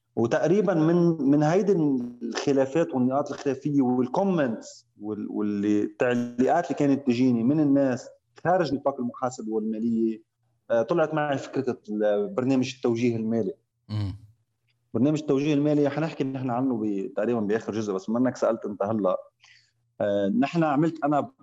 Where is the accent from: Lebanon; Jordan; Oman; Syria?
Lebanon; moved away as an adult; also born or lived in Riyadh, Saudi Arabia / Eastern Province, Saudi Arabia; now in Saudi Arabia; انا من لبنان آه، وعايش صار لي 13 سنه من المملكه العربيه السعوديه